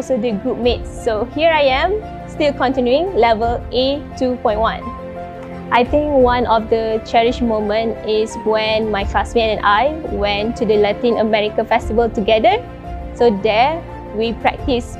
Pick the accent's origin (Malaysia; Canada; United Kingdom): Malaysia; I'm 26 years old and I'm from Malaysia